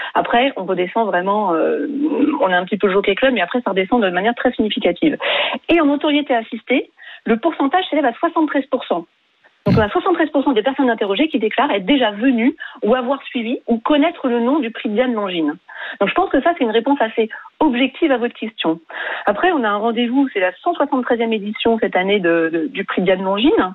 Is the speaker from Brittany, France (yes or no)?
no; Île-de-France, France; j'ai grandi en Ile-de-France